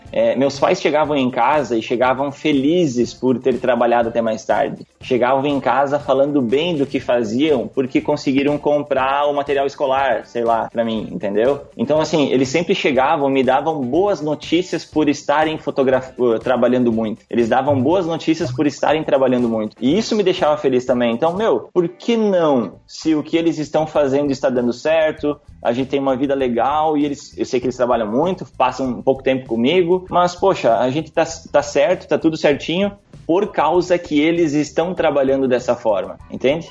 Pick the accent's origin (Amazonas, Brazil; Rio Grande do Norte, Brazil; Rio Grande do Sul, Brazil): Rio Grande do Sul, Brazil; Guaporé; sou da cidade de Guaporé, no Rio Grande do Sul, interior do Rio Grande do Sul